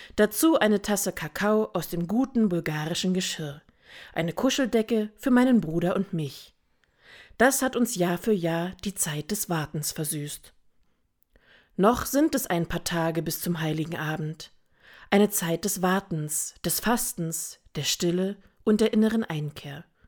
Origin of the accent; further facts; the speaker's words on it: Germany; bei uns in Deutschland